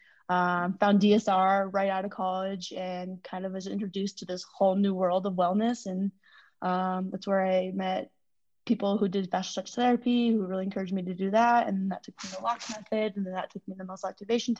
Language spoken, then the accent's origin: English; Denver, Colorado, United States; also born or lived in China; I was born in China. I was adopted when I was four. So I was in orphanage for the first 4 years. And my mom was a single mom who was a badass. She adopted me when I was four, moved to Denver. So I kind of grew up here